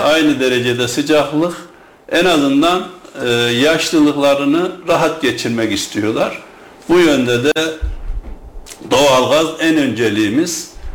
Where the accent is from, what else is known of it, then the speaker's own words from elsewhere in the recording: Germir, Kayseri Province, Turkey; ben Germir doğumluyum ve Germir sevdalısı biri olarak